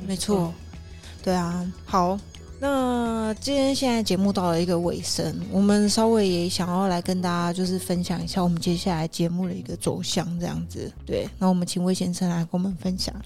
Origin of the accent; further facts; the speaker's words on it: Taiwan; 然后再加上，我真的觉得我们的台湾的文化是真的是属于比较单薄的、比较单一的